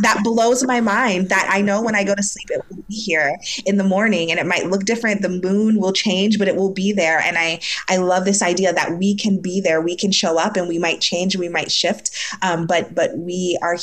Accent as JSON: {"language": "English", "region": "Ohio", "country": "United States", "moved": "yes", "lives_now": "New York City, United States", "said": "I'm from Ohio originally. I'm from the Midwest."}